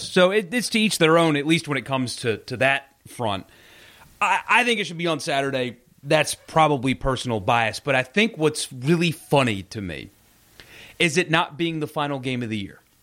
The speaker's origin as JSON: {"language": "English", "region": "South Carolina", "country": "United States", "tie": "born or raised there", "also_born_or_lived": "Mississippi", "moved": "as an adult", "said": "I, I grew up in South Carolina"}